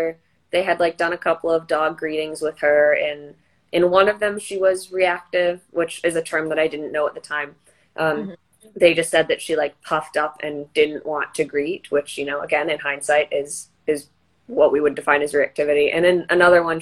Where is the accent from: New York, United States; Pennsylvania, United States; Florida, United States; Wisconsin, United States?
Wisconsin, United States; moved away; from a county shelter up in Wisconsin. It was my hometown shelter